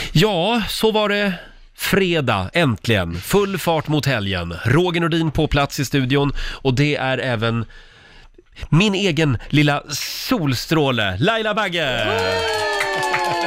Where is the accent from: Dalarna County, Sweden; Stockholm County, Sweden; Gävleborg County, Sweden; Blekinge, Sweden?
Gävleborg County, Sweden; Gävle; jag kommer från Gävle